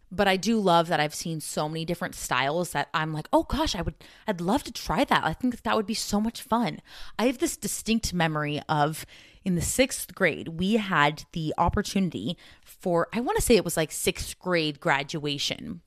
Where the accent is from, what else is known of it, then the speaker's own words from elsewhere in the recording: Southern California, United States; growing up in Southern California